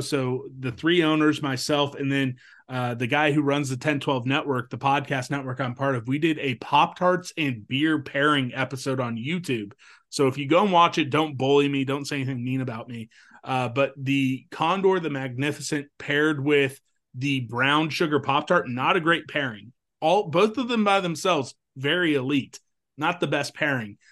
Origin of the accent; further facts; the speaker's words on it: Topeka, Kansas, United States; from my hometown, Topeka